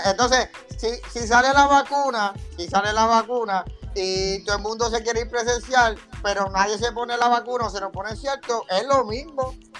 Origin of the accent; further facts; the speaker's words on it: Puerto Rico; somos boricuas